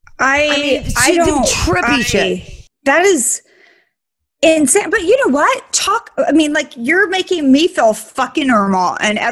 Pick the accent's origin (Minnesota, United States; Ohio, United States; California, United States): California, United States; Sacramento; I grew up in Sacramento.